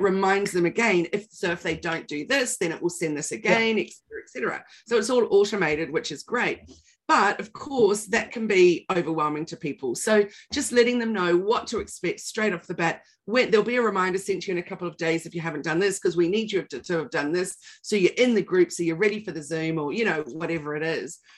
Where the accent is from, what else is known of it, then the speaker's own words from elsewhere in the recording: New Zealand; now in Australia; I'm a Kiwi